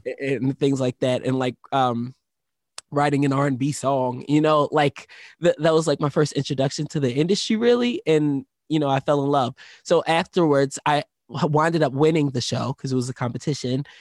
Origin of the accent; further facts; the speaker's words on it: Philadelphia, Pennsylvania, United States; moved away; I was born in Philadelphia, Pennsylvania